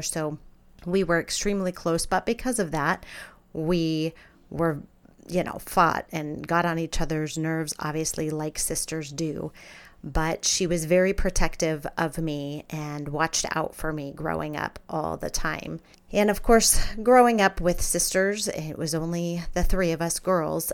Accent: Scottsdale, Arizona, United States; also born or lived in Pittsburgh, Pennsylvania; I was born in Pittsburgh, Pennsylvania, but we moved to Scottsdale, Arizona when I was nine years old. So Arizona is where I grew up

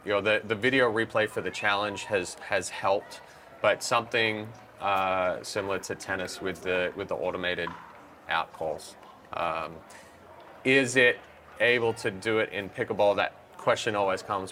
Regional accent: Australia; moved away as an adult; now in California, United States; I grew up in Australia

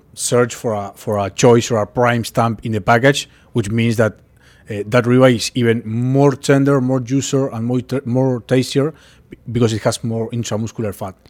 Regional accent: Uruguay; moved away; I'm from Uruguay, uh, I was born and raised

